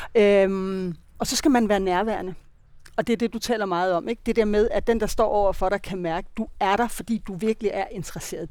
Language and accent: Danish; Denmark; also born or lived in Copenhagen, Denmark; now in Spain; Jeg kommer godt nok fra Jylland